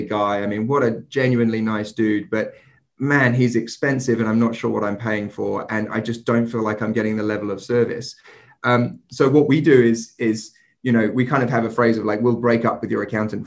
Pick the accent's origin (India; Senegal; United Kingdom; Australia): United Kingdom; England; moved away; I'm English myself